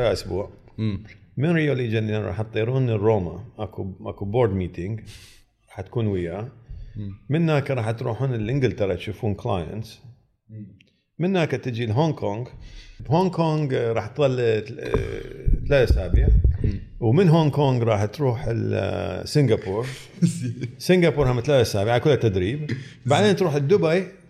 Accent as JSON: {"language": "Arabic", "country": "Iraq", "also_born_or_lived": "United States", "moved": "as an adult", "said": "انا تخرجت من امريكا وقاعد بنصهم وعراقي"}